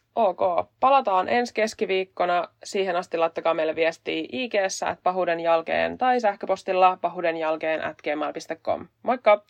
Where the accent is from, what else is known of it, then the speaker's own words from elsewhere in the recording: west coast of Finland, Finland; accent: west coast dialect; mä oon länsirannikolta kotosin, ja mä puhun länsirannikon murretta